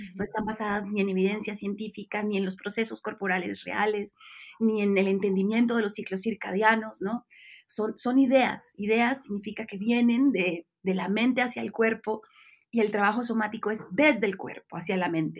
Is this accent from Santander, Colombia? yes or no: yes; Bucaramanga, Santander, Colombia; moved away as an adult; now in Mexico; yo soy colombiana, nací en Bucaramanga